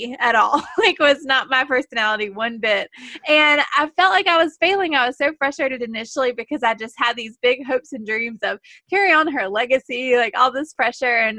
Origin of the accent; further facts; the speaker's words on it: the South, United States; I'm from the South. I'm sure you can hear